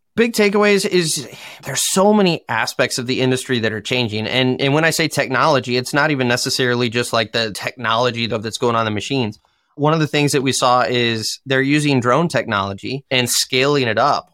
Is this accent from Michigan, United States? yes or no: yes; Michigan, United States; I am from Michigan in the U S.